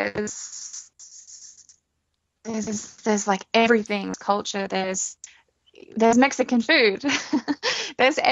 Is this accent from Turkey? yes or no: no; Australia; moved away as an adult; now in India; growing up in Australia, where the thing to do is, have a barbecue